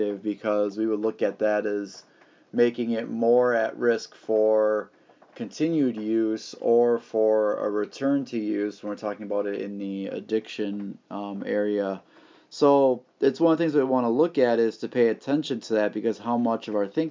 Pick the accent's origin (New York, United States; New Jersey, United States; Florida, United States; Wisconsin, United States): Wisconsin, United States; here in my home state of Wisconsin